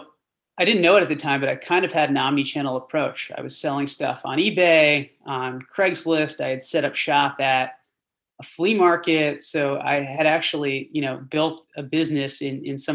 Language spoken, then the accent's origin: English; New Jersey, United States; I grew up in Central Jersey, public school kid